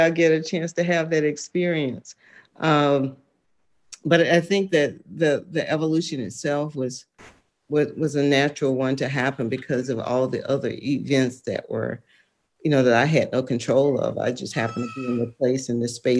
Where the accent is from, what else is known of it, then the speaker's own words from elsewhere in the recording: United States; moved away as an adult; I'm from Lowndes County. I had the opportunity and privilege to live other places. And when I went back